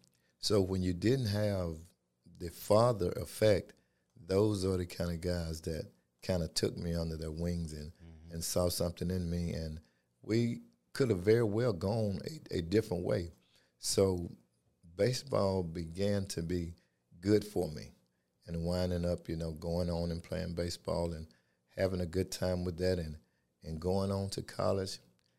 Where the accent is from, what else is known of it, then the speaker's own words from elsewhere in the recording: LaGrange, Georgia, United States; Well, I was born in LaGrange, Georgia. Large family, attended Troop High School, lived out in the rural areas in Mountville, Georgia.